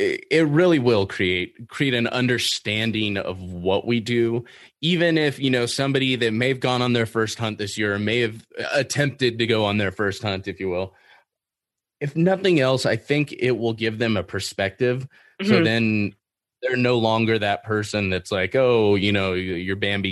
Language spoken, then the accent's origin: English; California, United States; being a Californian